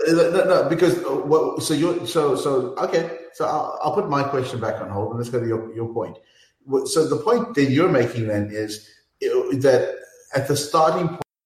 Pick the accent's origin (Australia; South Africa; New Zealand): South Africa; I, I'm from South Africa